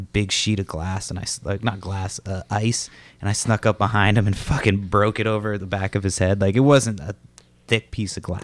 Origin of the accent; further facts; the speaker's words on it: Massachusetts, United States; moved away; also born or lived in Los Angeles; I'm from Massachusetts